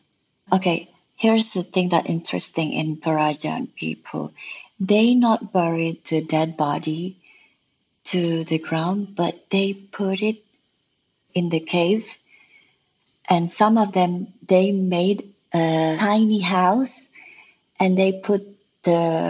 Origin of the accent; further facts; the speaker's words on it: Bali, Indonesia; also born or lived in Lombok; I'm an artist from Bali. I was born outside of Bali, which is Lombok, and I grew in many places in Indonesia.